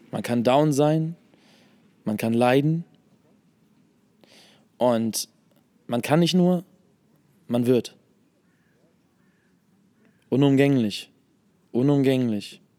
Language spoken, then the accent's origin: German; Hannover, Lower Saxony, Germany; now in Hamburg, Germany; Nee, ich komme ich komm, äh, aus Hannover eigentlich.